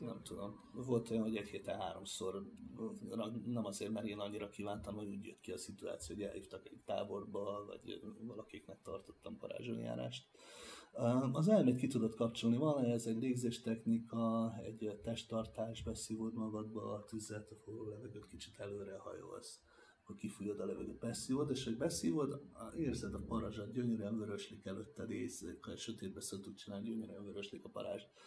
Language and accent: Hungarian; Hungary; mint magyar tátosként jutottam